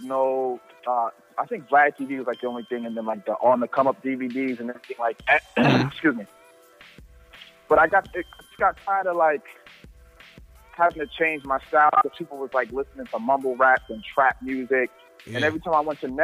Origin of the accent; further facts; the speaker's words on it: New Jersey, United States; I am from New Jersey, all over New Jersey.